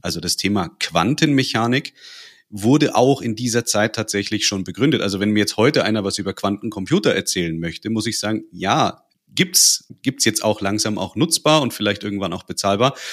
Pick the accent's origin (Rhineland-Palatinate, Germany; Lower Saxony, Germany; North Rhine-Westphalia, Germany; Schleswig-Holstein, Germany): North Rhine-Westphalia, Germany; now in Bavaria, Germany; Ich bin gebürtig in Nordrhein-Westfalen, wohne aber schon seit Ewigkeiten in Bayern